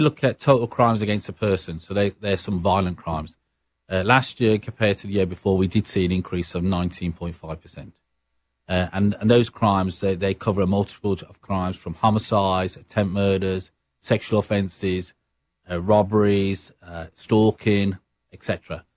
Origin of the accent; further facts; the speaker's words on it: Birmingham, West Midlands, United Kingdom; accent: Brummie; moved away as an adult; now in Regina, Canada; my accent, uh, what Sarah Mills would say is a Brummy accent.